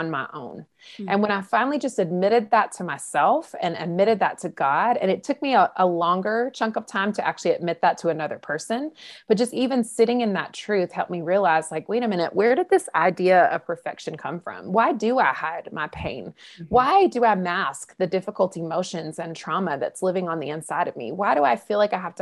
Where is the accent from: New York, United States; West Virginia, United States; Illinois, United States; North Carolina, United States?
North Carolina, United States; in North Carolina, for those who are listening here in America, that's where I was raised